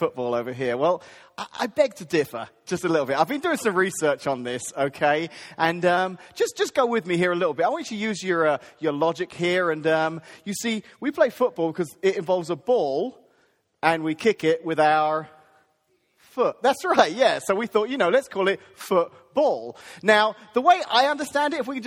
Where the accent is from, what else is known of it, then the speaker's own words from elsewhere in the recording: England, United Kingdom; now in United States; I grew up in England